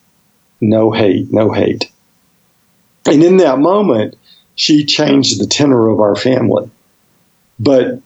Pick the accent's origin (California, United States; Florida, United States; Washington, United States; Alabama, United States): Alabama, United States; Birmingham; I grew up in Birmingham, Alabama.